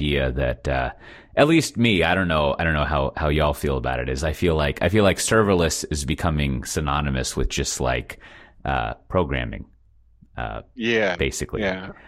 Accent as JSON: {"language": "English", "town": "Austin", "region": "Texas", "country": "United States", "moved": "as an adult", "lives_now": "Amsterdam, Netherlands", "said": "I'm from Austin"}